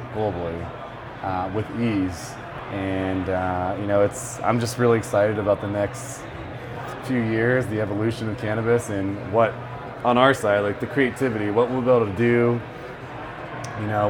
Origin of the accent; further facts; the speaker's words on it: Bay Area, California, United States; I'm Mexican-American, but I grew up in the Bay Area.